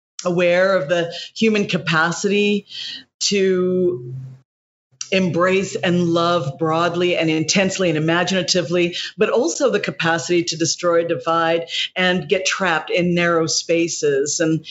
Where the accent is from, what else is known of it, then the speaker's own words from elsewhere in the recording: Indonesia; also born or lived in Hawaii, United States; But definitely growing up in Indonesia and in Hawaii offered so many opportunities